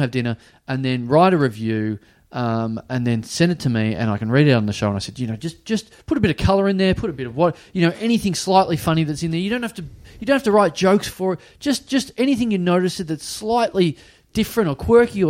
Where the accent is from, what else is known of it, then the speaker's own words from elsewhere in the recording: Australia; My hometown of Maribyrnong, population about 7,000 to 8,000 people